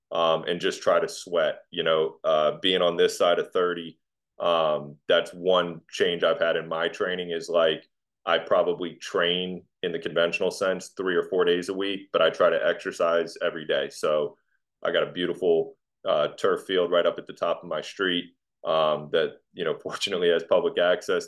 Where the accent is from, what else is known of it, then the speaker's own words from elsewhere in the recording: Virginia Beach, Virginia, United States; moved away as an adult; now in Dallas-Fort Worth, United States; I'm from Virginia Beach and you know, lived on the Atlantic Ocean my whole life